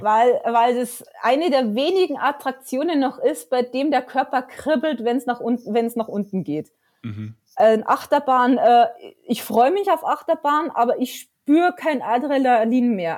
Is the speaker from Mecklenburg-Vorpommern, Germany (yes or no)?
no; near Bayernpark, Bavaria, Germany; born or raised there